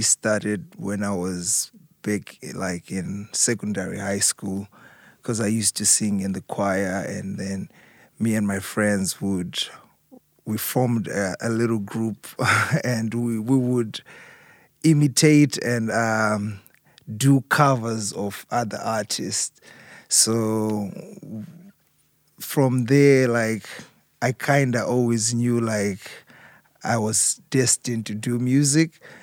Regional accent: Harare, Zimbabwe; moved away as an adult; growing up in Zimbabwe, being raised in Zimbabwe, and then coming overseas

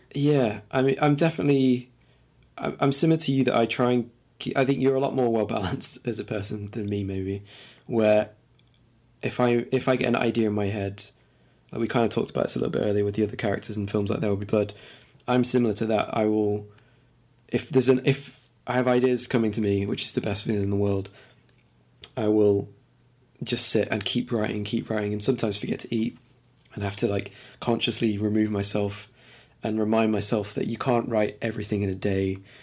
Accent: Lincoln, East Midlands, United Kingdom; also born or lived in London; I was born in London, but I grew up in Lincoln

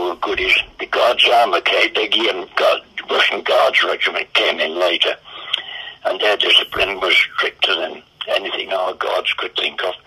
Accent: United Kingdom; we were British

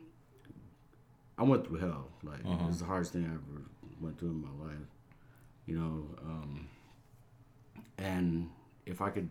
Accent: Tacoma, Washington, United States; also born or lived in Cambodia; I grew up in Tacoma, Washington

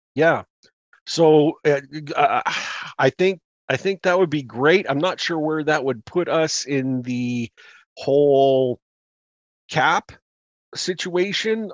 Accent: Canada; now in Calgary, Canada; we're Canadian

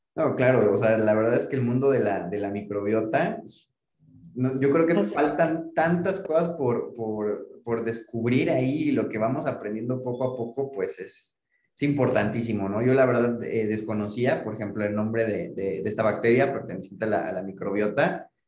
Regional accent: Mexico; como población mexicana

